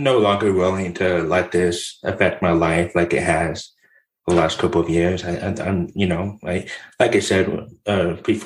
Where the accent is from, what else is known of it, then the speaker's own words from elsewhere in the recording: Southern California, United States; My background is I was born and raised in Southern California. I moved around in Orange County and LA counties